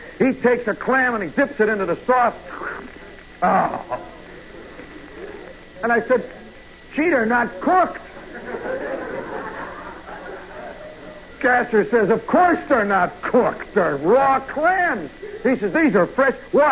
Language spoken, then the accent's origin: English; Midwest, United States; moved away; I'm from the Midwest